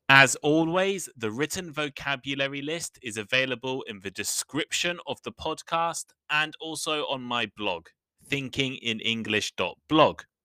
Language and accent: English; England, United Kingdom; moved away as an adult; now in Japan; I come from England, where you can never see cigarettes in shops.